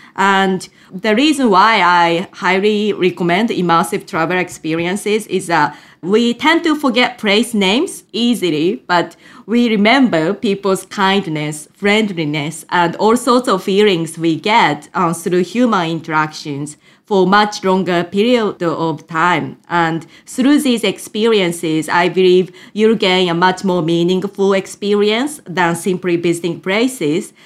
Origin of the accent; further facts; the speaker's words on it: Japan; English is a second language; moved away as an adult; also born or lived in United Kingdom; was born in Japan and raised in a totally monolingual environment before moving to the U K at the age of eighteen